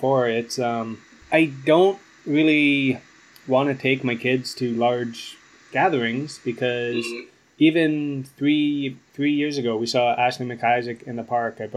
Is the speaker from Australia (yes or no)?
no; Canada; I'm a very proud Canadian